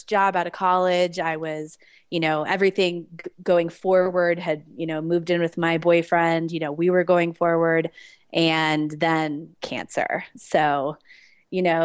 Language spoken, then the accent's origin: English; Denver, Colorado, United States; moved away as an adult; I am born and bred in Denver, moved away for a little bit and have been back here since 2012